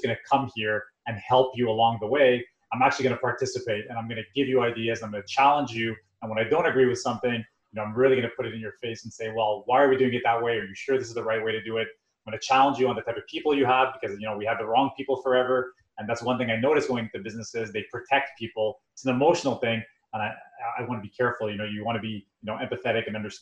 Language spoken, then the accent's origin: English; Montreal, Quebec, Canada; we come from Montreal, so we have a lot of French-speaking population where we live